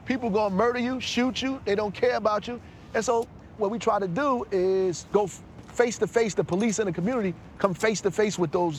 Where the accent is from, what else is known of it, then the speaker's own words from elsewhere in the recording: Newark, New Jersey, United States; Growing up in Newark